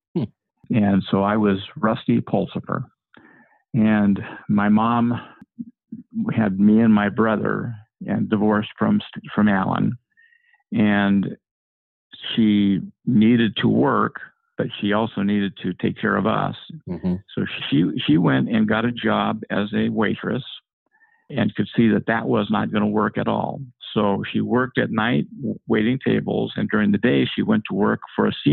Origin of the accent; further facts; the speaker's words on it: Ogden, Utah, United States; I was born in 1949 in Ogden, Utah.